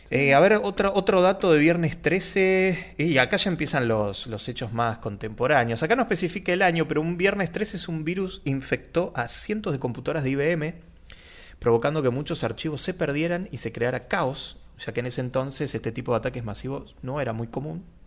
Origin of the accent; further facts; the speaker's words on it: Argentina; nosotros que somos argentinos